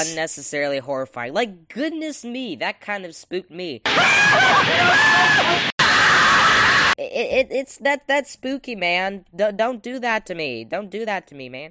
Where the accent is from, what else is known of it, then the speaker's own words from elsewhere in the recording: the South, United States; I am an American, in fact, and from the South as well